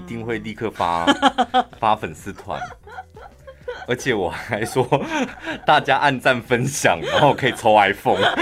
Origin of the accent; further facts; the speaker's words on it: Yuanli, Miaoli County, Taiwan; 我们院里人非常讨厌一件事，就是把我们院里人讲成苗栗人